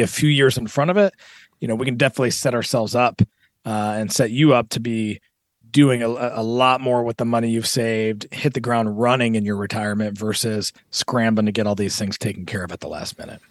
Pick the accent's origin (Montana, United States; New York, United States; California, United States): California, United States; Southern; moved away; I'm actually from Southern California, and, and my folks are both from, uh, different parts of California